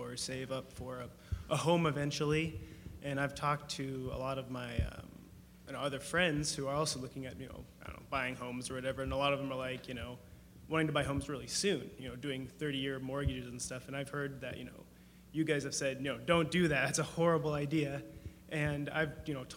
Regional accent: Spokane, Washington, United States; I come from Spokane

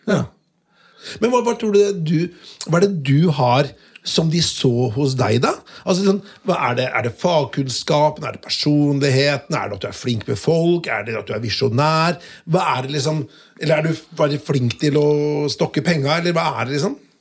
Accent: Notodden, Telemark, Norway; fra Notodden

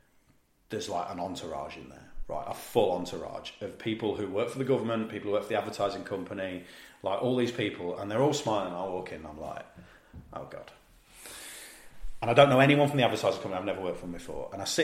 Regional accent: Leicester, East Midlands, United Kingdom; accent: East Midlands; well, I'm from Leicester.

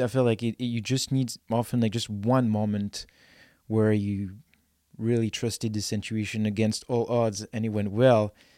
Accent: France; now in Vernon, Canada; I'm from France, and I had nothing in France

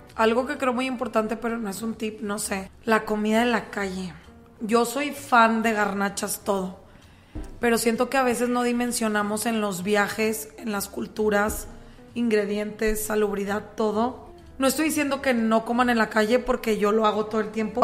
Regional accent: Monterrey, Nuevo León, Mexico; mi propio Monterrey

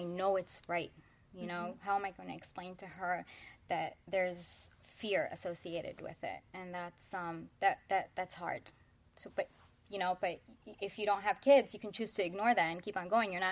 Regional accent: Midwest, United States; I grew up in the Midwest

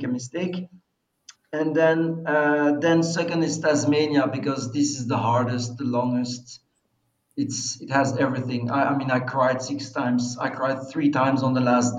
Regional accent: Belgium; I'm from a small country

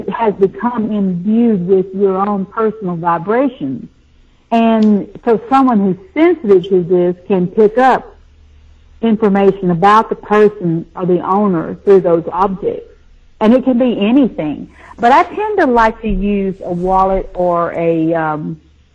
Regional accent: the South, United States; also born or lived in Nashville, Tennessee; I grew up in the South, you know, it's a buckle on the Bible Belt

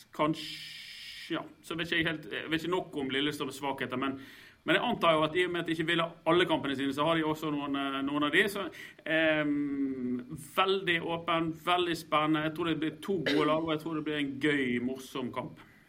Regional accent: Stril, Vestland, Norway; jeg er faktisk ikke bergenser. Jeg er en bergenser noen ganger jeg føler for det, men aller helst er jeg utenfor havet, ute på en, eh, på en øy utenfor. Jeg er stril

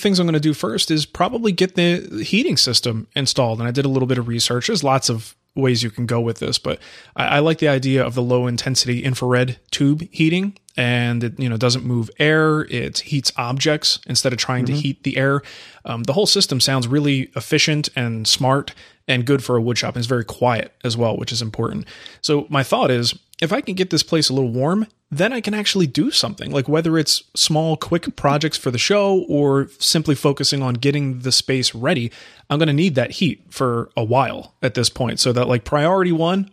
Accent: New Jersey, United States; also born or lived in West Coast; now in Arizona, United States; I grew up in New Jersey.

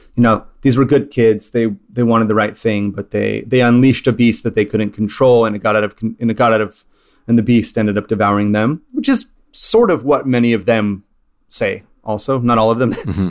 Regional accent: California, United States; growing up in California

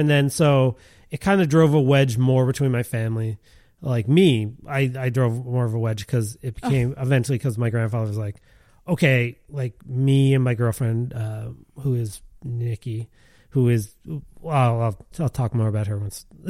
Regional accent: Montreal, Quebec, Canada; also born or lived in Liverpool; I mean, I'm from Montreal, but I grew up in Liverpool.

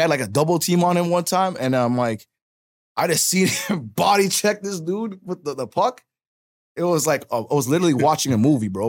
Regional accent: Toronto, Ontario, Canada; I'm originally from Parkdale. Like my hospital I was born in was St. Joe's, St. Joseph Hospital

